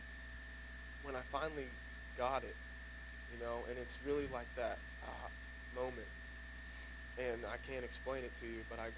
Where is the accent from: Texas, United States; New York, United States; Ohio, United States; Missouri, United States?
Missouri, United States; Mount Vernon; I grew up in Mount Vernon, Missouri